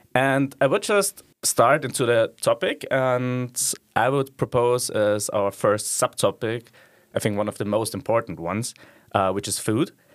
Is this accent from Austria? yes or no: yes; Austria; moved away as an adult; now in Netherlands; I'm a law student and then I'm from Austria